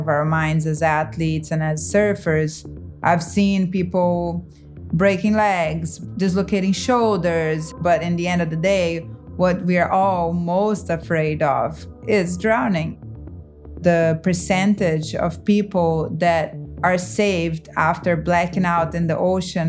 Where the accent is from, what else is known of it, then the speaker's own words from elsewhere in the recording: Rio de Janeiro, Brazil; moved away as an adult; also born or lived in Hawaii; I grew up in Ipanema Beach.